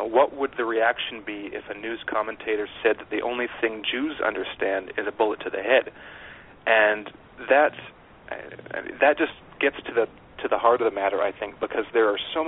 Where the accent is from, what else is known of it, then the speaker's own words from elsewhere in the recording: Canada; I didn't have an extensive education on American politics growing up in Canada.